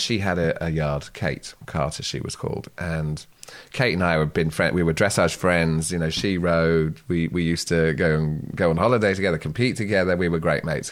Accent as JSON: {"language": "English", "country": "Guernsey", "said": "I come from Sark"}